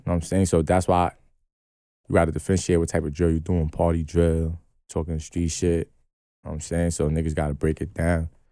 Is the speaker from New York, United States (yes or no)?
yes; New York City, New York, United States; I'm from New York